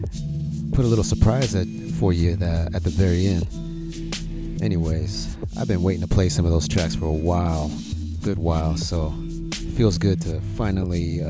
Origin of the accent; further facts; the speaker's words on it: Houston, Texas, United States; I'm from Houston